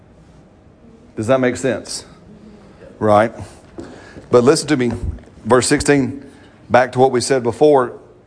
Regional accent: United States; I'm an American

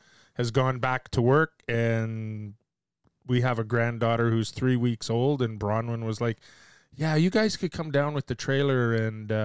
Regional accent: Canada; I'm Canadian

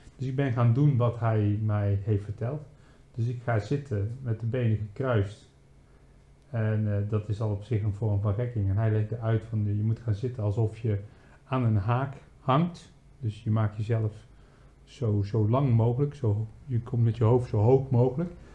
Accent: Netherlands; moved away; als Nederlanders

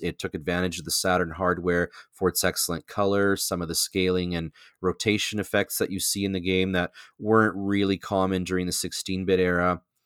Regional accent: Canada; I am your Canadian connection

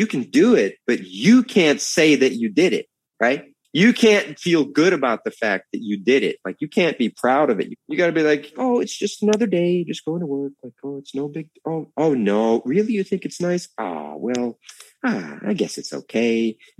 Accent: United States; now in Norway; the main thing I've noticed about being American in Norway is the change from it being a positive to a negative.

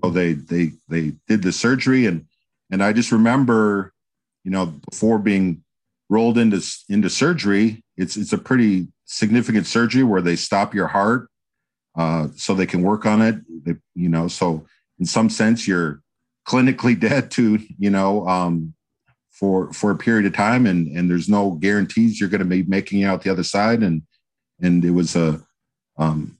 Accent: Green Bay, Wisconsin, United States; moved away as an adult; also born or lived in Atlanta, Georgia; now in Carmel, United States; I was born and raised in Wisconsin. Actually, I was born in Green Bay and I grew up in Wisconsin.

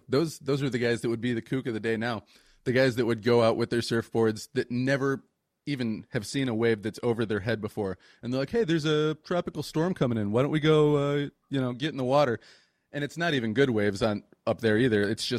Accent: Michigan, United States; moved away as an adult; also born or lived in Northeast Florida; I'm from Michigan. Then I lived in Florida when I was like 20, what was I, like from 21 to 25, 26.

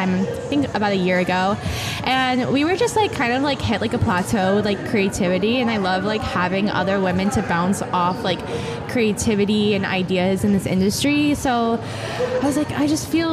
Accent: Jupiter, Florida, United States; also born or lived in Boca Raton, Florida; I am from Boca, Florida, and I am born and raised in Florida, Jupiter, Florida

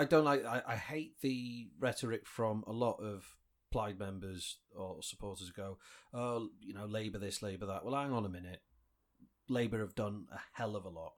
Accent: Wales, United Kingdom; we've enjoyed in Wales, like free prescriptions and, you know, our education system

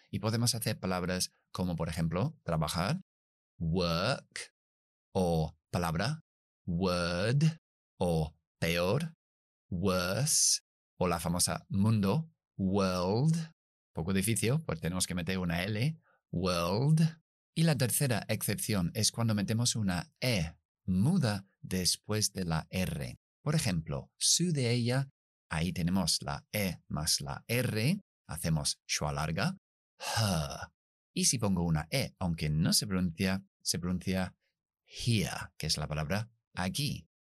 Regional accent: United Kingdom; accent: British English; yo soy británico, inglés británico. Esas Rs nunca las pronunciamos después de las vocales.

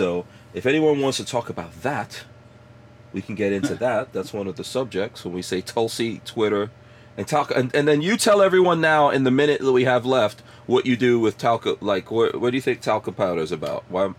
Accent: Guyana; moved away; So I'm from Guyana, right? And we had to move around a lot, and then we came here with a visa, but stayed here illegally, all that kind of stuff.

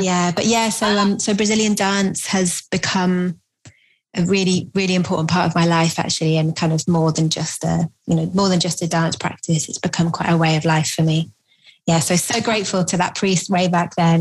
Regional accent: Bristol, South West England, United Kingdom; I grew up in Bristol

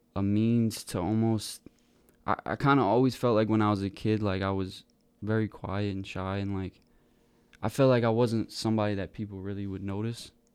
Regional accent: Wareham, Massachusetts, United States; now in McCook, United States; I grew up in Wareham, Massachusetts

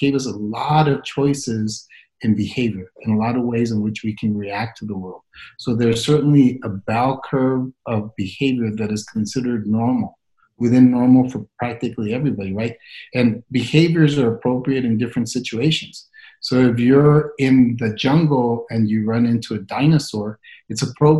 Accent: El Paso, Texas, United States; moved away as an adult; also born or lived in Atlanta, Georgia; came back to El Paso, and I'd forgotten that when I left, I thought maybe the best thing for me to do is to come back and help the community

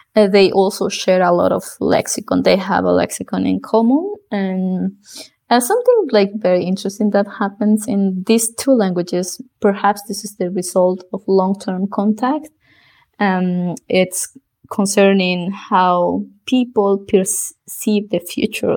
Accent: Bolivia; first language South Bolivian Quechua; English is a second language; moved away as an adult; also born or lived in New York City, United States / Austin, United States; in Bolivia, after finishing high school

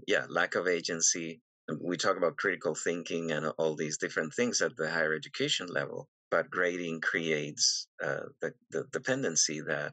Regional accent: Venezuela; moved away; I'm originally from Venezuela

